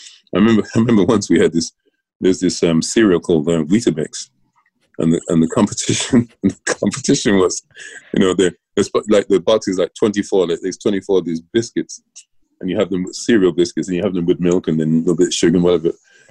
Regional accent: England, United Kingdom; Growing up in England.

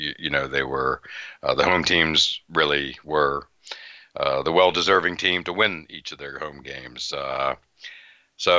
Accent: Western Pennsylvania, United States; also born or lived in Tampa; now in Boston, United States; I'm from Western Pennsylvania

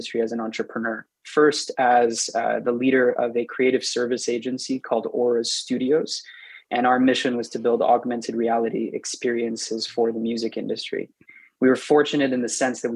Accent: Montreal, Quebec, Canada; moved away; also born or lived in Toronto, Canada; I'm from Montreal, Canada.

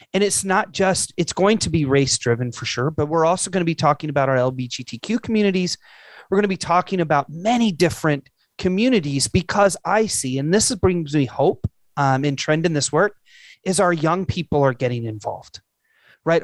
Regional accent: Illinois, United States; moved away; I'm originally from Illinois.

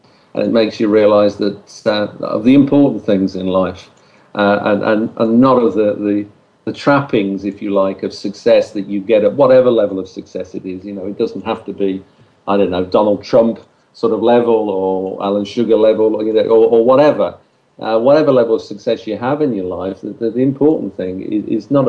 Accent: United Kingdom; we're British

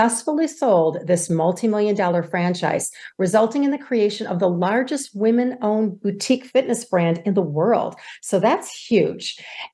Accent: Michigan, United States; I'm from Michigan. It's a very, very prestigious school here

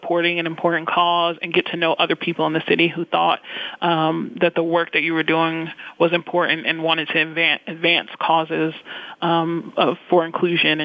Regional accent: Roslyn, New York, United States; moved away as an adult; also born or lived in Westbury, New York; now in Pittsburgh, United States; I grew up on Long Island, North Shore of Long Island, in the communities of Roslyn and also Westbury.

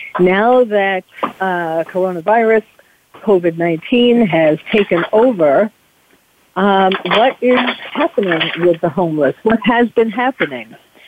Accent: New York City, New York, United States; moved away as an adult; now in California, United States; as someone who was born and bred in New York City

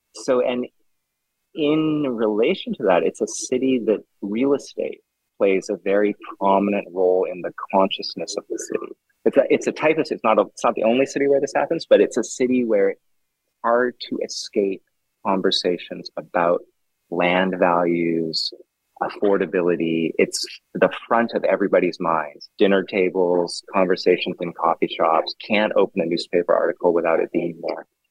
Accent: Vancouver, British Columbia, Canada; I grew up in Vancouver, um, Vancouver, Canada

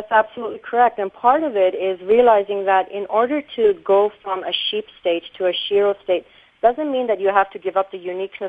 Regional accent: Germany; born there; also born or lived in Iran / England; I was born in Germany, so I was exposed to that atmosphere, and I've lived in Iran, so complete culture shock. During the 79 revolution, my family had to go and live in England, so again, another culture shock.

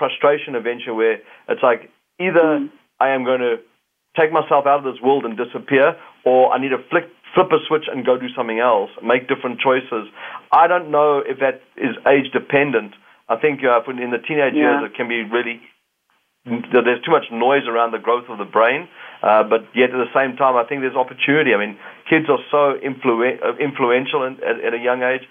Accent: South Africa; now in Canada; Being a South African that's now a Canadian

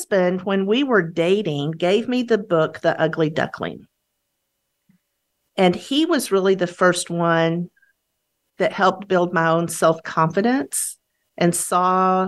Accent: Texas, United States; As a Texan, I swore I would never live in Houston

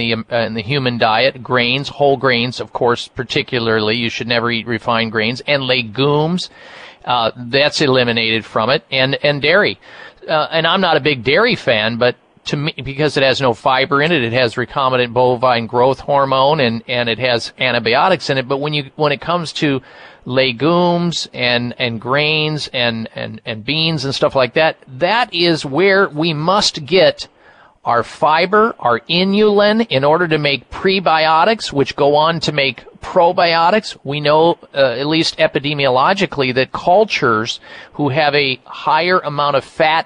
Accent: Midwest, United States; I grew up in the Midwest

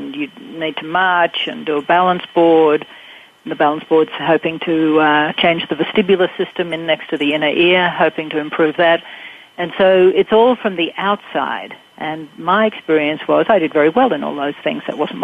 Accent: Australia; Growing up in Australia, we have the British system

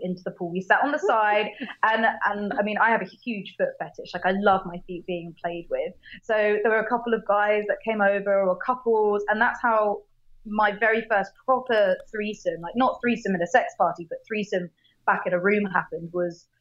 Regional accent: United Kingdom; we are both British

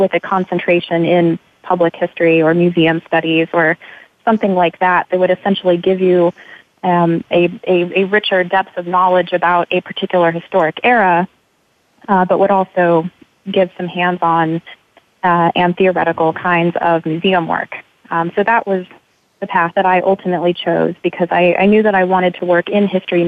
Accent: Missouri, United States; moved away as an adult; now in Richmond, United States; back in my home state of Missouri

